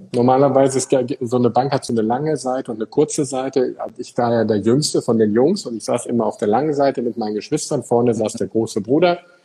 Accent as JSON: {"language": "German", "area": "Eickelborn", "region": "North Rhine-Westphalia", "country": "Germany", "moved": "yes", "lives_now": "Frankfurt, Germany", "said": "ich komme ja aus Eichelborn, so ein kleines Café in Nordrhein-Westfalen."}